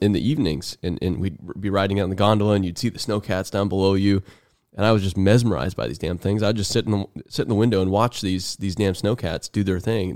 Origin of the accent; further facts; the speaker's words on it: Arizona, United States; now in Tennessee, United States; I'm from Arizona